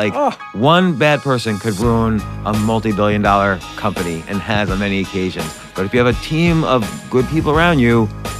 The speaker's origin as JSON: {"language": "English", "town": "North Brunswick", "region": "New Jersey", "country": "United States", "tie": "born or raised there", "also_born_or_lived": "New York", "said": "I was born in New York, but grew up in New Jersey."}